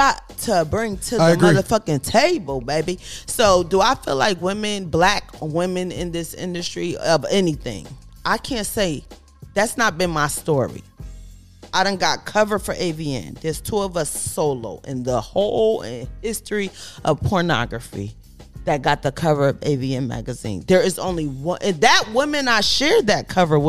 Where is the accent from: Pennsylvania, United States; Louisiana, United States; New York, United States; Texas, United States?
New York, United States; also born or lived in New Haven, Connecticut; I was born in Connecticut, raised in New York, both places